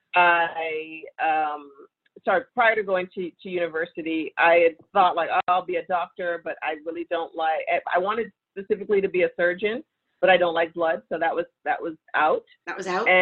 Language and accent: English; Toronto, Ontario, Canada; moved away as an adult; also born or lived in New York; now in Los Angeles, United States; I was born and raised in Toronto, so Canadian girl